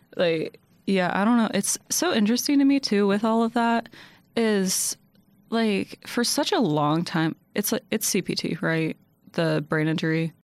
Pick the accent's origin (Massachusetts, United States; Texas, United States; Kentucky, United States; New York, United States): Kentucky, United States; Louisville; I'm from Louisville.